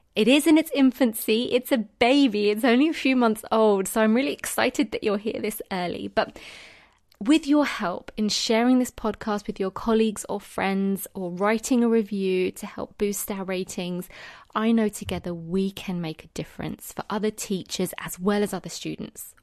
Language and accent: English; United Kingdom; accent: British; in the U K right now, where I am, obviously, if you couldn't tell from my accent.